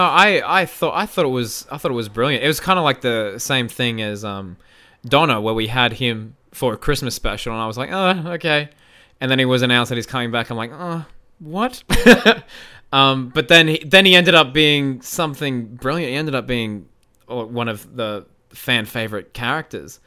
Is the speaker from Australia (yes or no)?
yes; Australia; I am Australian.